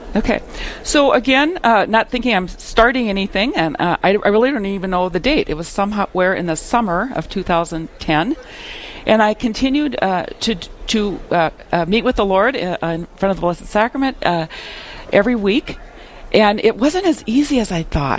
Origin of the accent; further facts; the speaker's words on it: Midwest, United States; I was raised in the Midwest in a sleepy little town, rural town